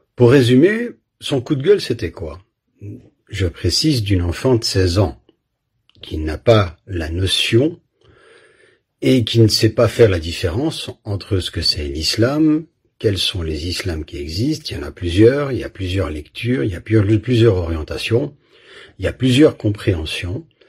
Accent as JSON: {"language": "French", "country": "Belgium", "tie": "born or raised there", "said": "j'ai grandi en Belgique"}